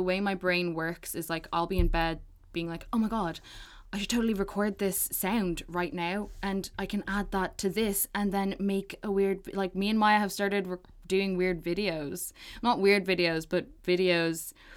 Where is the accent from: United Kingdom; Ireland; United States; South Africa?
Ireland; Balbriggan, Leinster; the people that I grew up with in Balbriggan, shout out B10